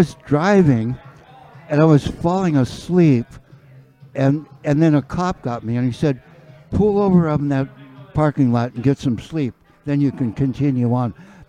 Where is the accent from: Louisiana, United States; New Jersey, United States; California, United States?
California, United States; Red Bluff; now in Minnesota, United States; Know where I was born? In California, but you know what? Red Bluff.